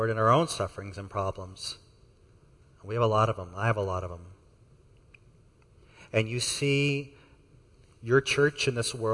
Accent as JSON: {"language": "English", "region": "Texas", "country": "United States", "said": "I'm from Texas, and so is Sam. Um, I got the y'alls out of me many years ago"}